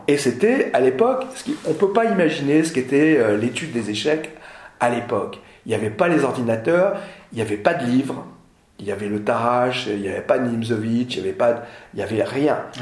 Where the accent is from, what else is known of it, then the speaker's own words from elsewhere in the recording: Nord, Hauts-de-France, France; je suis du Nord